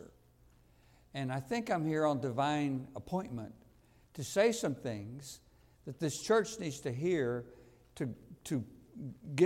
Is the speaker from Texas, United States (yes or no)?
yes; Houston, Texas, United States; I'm from Houston, which is probably the hottest city in America.